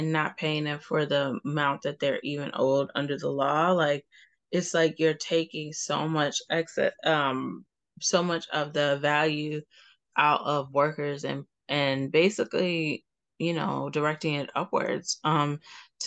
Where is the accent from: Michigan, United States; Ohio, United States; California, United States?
Ohio, United States; Cleveland; I'm from Cleveland